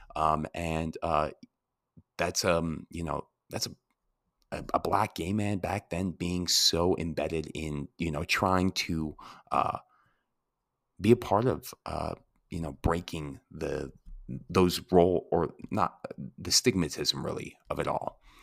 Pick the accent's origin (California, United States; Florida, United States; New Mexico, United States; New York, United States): New Mexico, United States; Santa Fe; moved away; also born or lived in Colorado / Washington; growing up in Santa Fe